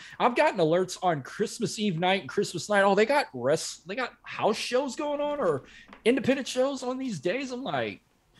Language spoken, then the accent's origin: English; Louisiana, United States; I born and raised in Louisiana, grew up a diehard LSU fan